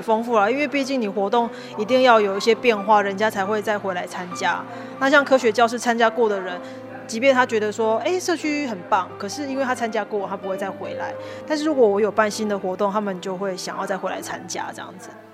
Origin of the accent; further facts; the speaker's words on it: Tainan, Taiwan; moved away; 我希望还是可以记录我们这边以前的历史，或是曾经有过的故事